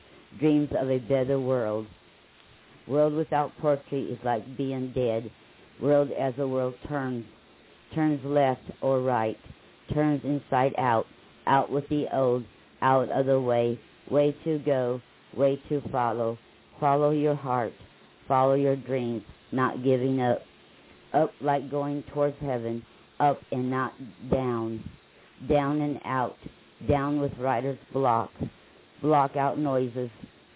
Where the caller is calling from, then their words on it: Lake Wales, Florida, United States; I'm from Lake Wells, Florida.